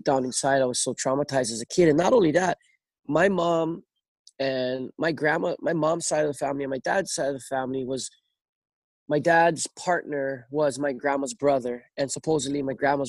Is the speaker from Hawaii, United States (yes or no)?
yes; North Shore, Oahu, Hawaii, United States; Growing up on the North Shore